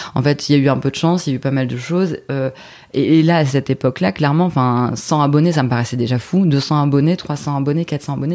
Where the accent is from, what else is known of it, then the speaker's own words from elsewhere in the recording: Dunkirk, Hauts-de-France, France; moved away as an adult; also born or lived in Lille; Je suis originaire de Dunkerque à la base